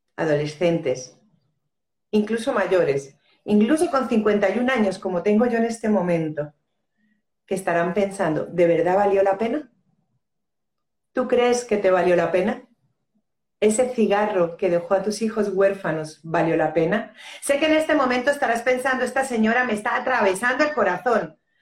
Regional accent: Spain; also born or lived in Los Urrutias, Region of Murcia; soy española de nacimiento y colombiana de corazón

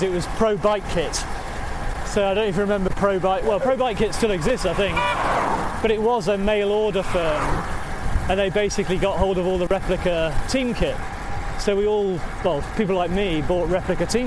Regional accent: Yorkshire and the Humber, United Kingdom; moved away as an adult; now in North London, United Kingdom; No, I'm from Yorkshire. I'm from the People's Socialist Republic of South Yorkshire.

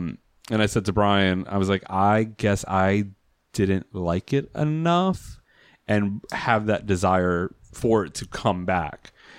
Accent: Puerto Rico; We were trying to be the affluent Puerto Ricans

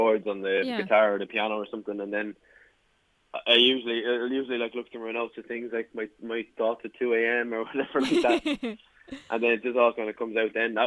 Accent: Blessington, Leinster, Ireland; now in Dublin, Ireland; I'm actually from Blessington and Wicklow

